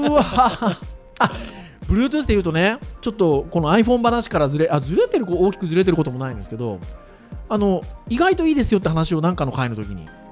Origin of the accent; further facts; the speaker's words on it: Kurume, Fukuoka, Japan; 僕の実家は久留米ですかねしかも久留米の中の山の中ですからね